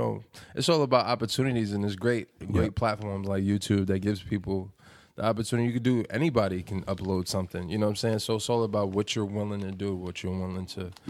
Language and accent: English; New York City, New York, United States; I'm from the Bronx. Yeah, I'm from the South Bronx.